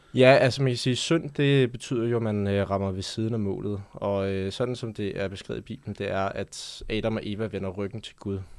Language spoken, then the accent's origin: Danish; Denmark; jeg voksede op her i Danmark